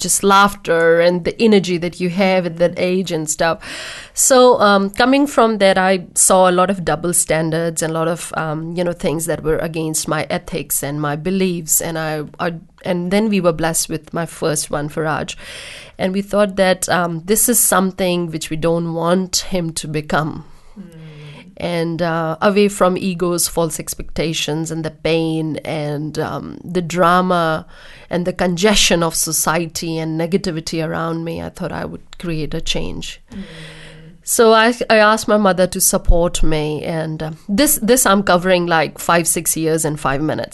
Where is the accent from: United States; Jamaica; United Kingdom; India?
India; born in India and I got married at 21